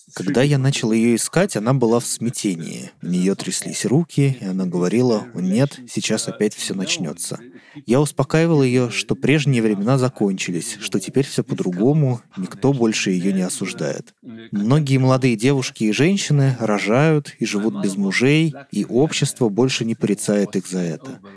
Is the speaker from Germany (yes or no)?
yes; Northern Germany, Germany; Russian is a second language; Я родился в 1945 году в маленькой деревне, вырос на ферме